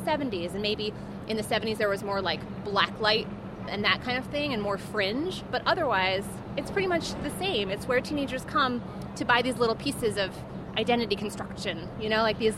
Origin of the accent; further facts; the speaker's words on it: New York, United States; I grew up on St. Mark's between 1st and 2nd, which people call the nice block